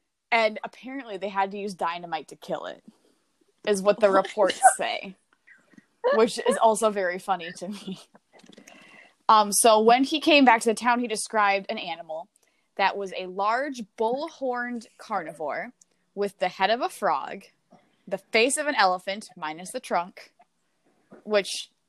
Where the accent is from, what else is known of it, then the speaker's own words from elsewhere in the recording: Minnesota, United States; I grew up in Minnesota, Wisconsin, right next door